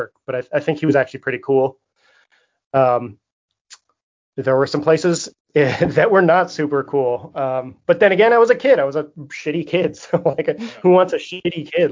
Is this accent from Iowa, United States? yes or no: no; San Francisco, California, United States; I'm from San Francisco